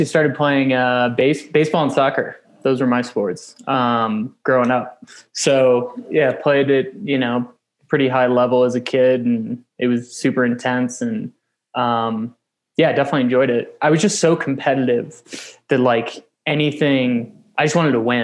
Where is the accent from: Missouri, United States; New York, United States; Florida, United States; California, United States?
Missouri, United States; St. Louis; moved away as an adult; also born or lived in Fort Worth, Texas; now in Flagstaff, United States; my hometown of St. Louis, Missouri